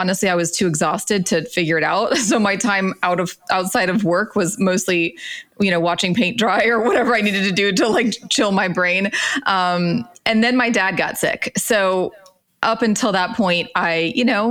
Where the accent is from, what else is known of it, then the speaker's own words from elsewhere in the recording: Central Florida, United States; I grew up in Florida, Central Florida, Mickey Mouse Land